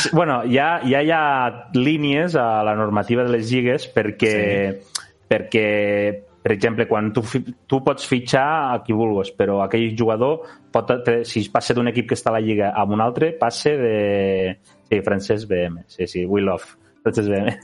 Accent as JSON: {"language": "Catalan", "region": "Catalonia", "country": "Spain", "said": "som de Catalunya"}